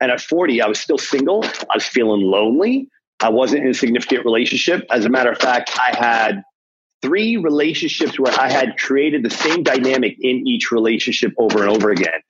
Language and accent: English; Toronto, Ontario, Canada; growing up in Scarborough, this rough part of Toronto